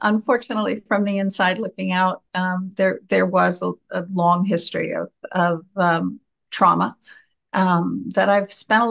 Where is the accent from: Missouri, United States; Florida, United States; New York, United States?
New York, United States; moved away as an adult; also born or lived in Philadelphia / Westchester / Manhattan / Rockland County; now in Ireland; I was reared in New York, but When I married, I moved and reared my family in Philadelphia.